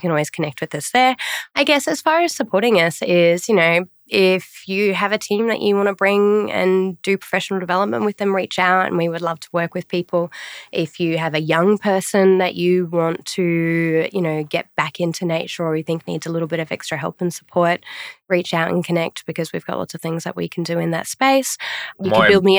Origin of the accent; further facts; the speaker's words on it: Australia; being Australian